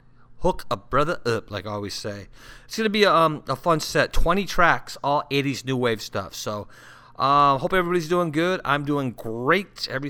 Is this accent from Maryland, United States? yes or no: no; Santa Ana, California, United States; now in Sioux Falls, United States; So I grew up in Southern California, and I was born and raised in Santa Ana, California.